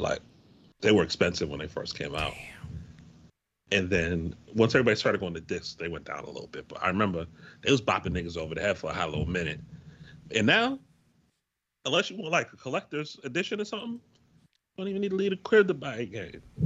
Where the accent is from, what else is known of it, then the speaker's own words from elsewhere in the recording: Waterbury, Connecticut, United States; also born or lived in Hampton, Virginia; my first job in high school, I worked at um, I worked for I worked for the Now in Waterbury